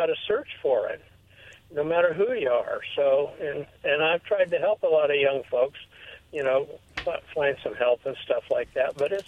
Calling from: Pasco, Washington, United States; Hi, this is … from out of Pasco.

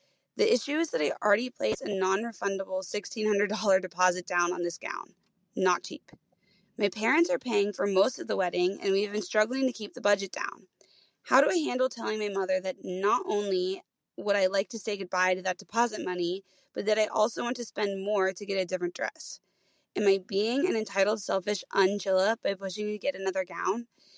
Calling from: Cincinnati, Ohio, United States; I am calling from Cincinnati, Ohio.

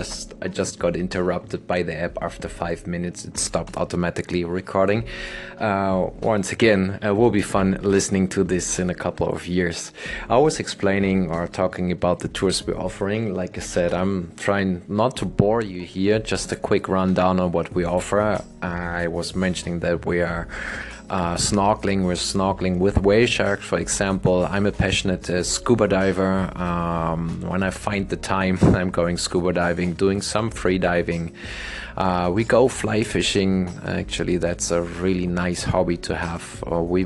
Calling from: Playa del Carmen, Quintana Roo, Mexico; English is a second language; Playa del Carmen, beautiful town, which I'm calling my hometown now since 6 years.

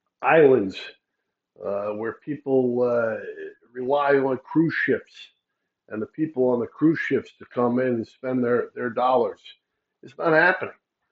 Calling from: New York, United States; I am calling you from New York.

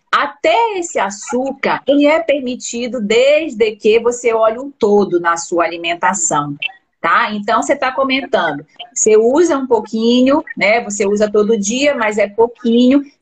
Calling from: Ipatinga, Minas Gerais, Brazil; Eu falo de Ipatinga, Minas Gerais.

